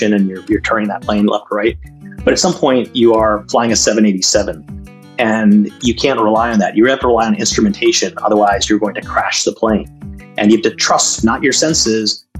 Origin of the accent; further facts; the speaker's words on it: Massachusetts, United States; moved away as an adult; also born or lived in India / Jamshedpur, India / Calcutta, India / Madras, India; I grew up in Massachusetts, lived out in Silicon Valley, Bay Area, right after school